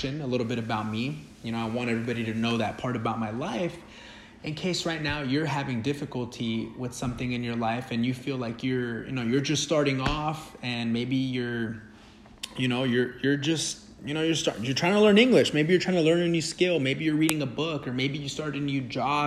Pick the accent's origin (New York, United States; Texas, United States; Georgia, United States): Texas, United States; Dallas; first language Spanish; English is a second language; now in Orange County, California, United States; growing up in Dallas, going to school in Dallas, everybody knew Spanish